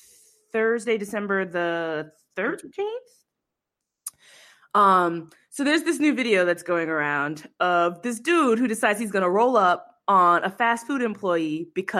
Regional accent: New Jersey, United States; also born or lived in Boston / Brooklyn / California; now in Atlanta, United States; I was born in Atlanta. I grew up in New Jersey.

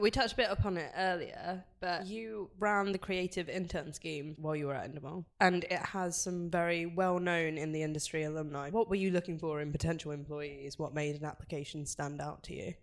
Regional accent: London, United Kingdom; We're both from Manor Park and we made it to Mayfair.

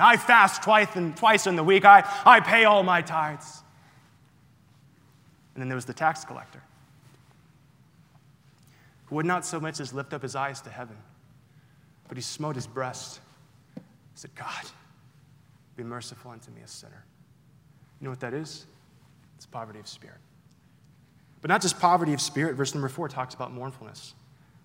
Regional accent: Florida, United States; moved away; I'm originally from Florida

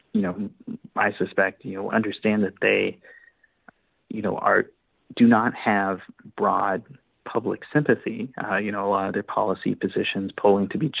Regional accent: Arkansas, United States; my home state, Arkansas

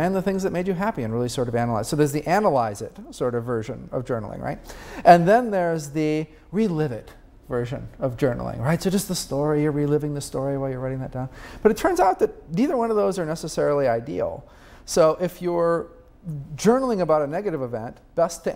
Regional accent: Peoria, Illinois, United States; I was having dinner at my hometown, Peoria, Illinois, with my mom.

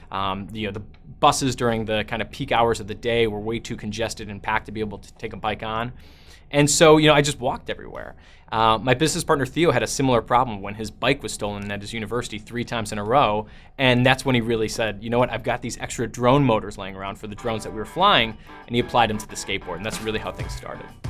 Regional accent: Chicago, Illinois, United States; also born or lived in New Zealand; I grew up in Chicago, um, in the Midwest, and went to school there

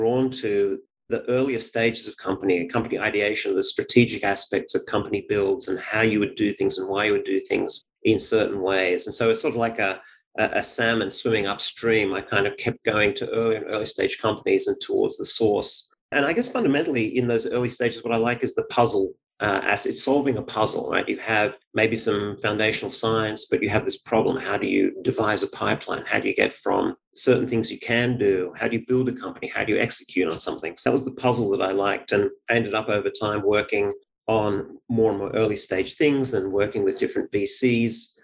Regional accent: Sydney, New South Wales, Australia; moved away as an adult; now in Cambridge, United States; I grew up in Sydney, Australia

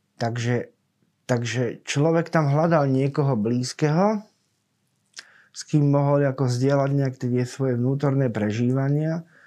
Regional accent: Cífer, Trnava Region, Slovakia; ja pochádzam z Cífera, z takej dedziny pri Trnave

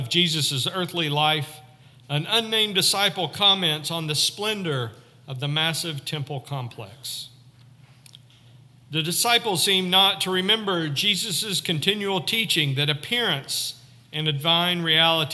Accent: Northwest Arkansas, United States; I grew up in Northwest Arkansas, not 50 miles from the Oklahoma border

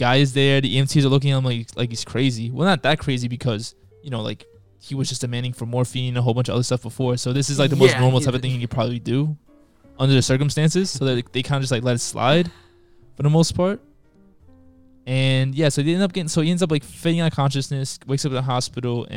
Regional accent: New York City, New York, United States; I'm from Queens

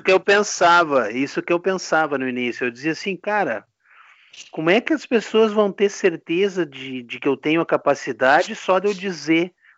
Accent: Rio Grande do Sul, Brazil; sou aqui do Rio Grande do Sul

